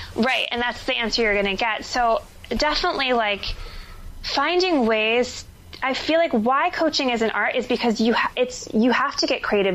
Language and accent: English; New Jersey, United States; moved away as an adult; also born or lived in Philadelphia; now in New York City, United States; I live in New York City now, but I was born and raised in New Jersey.